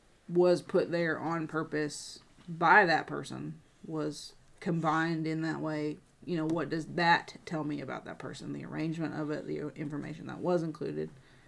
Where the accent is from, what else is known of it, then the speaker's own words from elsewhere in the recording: United States; me as an American, a white American in 2023.